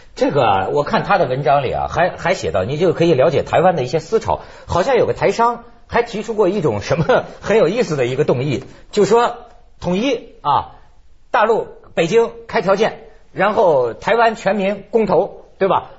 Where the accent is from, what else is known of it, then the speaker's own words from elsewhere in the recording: China; 作为我们这个大陆人